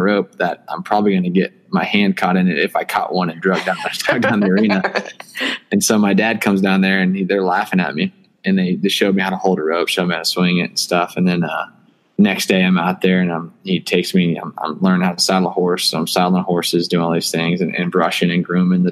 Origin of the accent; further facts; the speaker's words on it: Plano, Texas, United States; I grew up in Plano, Texas, which is the suburb of Dallas, Texas